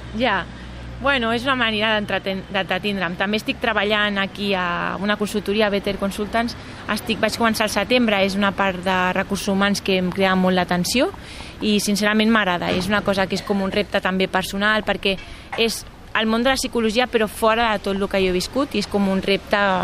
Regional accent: Barcelona, Catalonia, Spain; jo sóc de Barcelona, del barri d'Horta

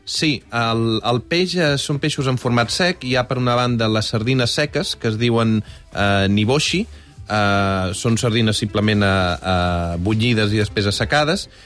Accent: Balenyà, Catalonia, Spain; jo sóc de Balanyà

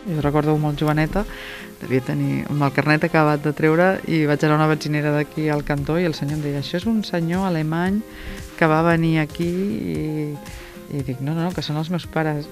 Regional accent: Maçanet de la Selva, Catalonia, Spain; som de Massanet, sempre hem estat de Massanet

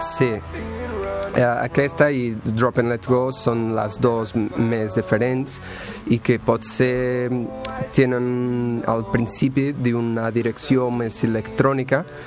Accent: Portugal; Catalan is a second language; moved away as an adult; now in Barcelona, Spain; soc de Portugal

